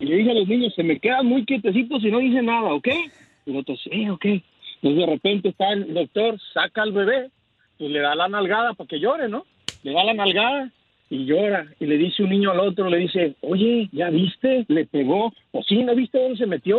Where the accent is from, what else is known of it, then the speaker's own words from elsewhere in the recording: Mexico; now in Canada; yo nací en México. Eh, nací en México y este, me vine para acá con toda mi familia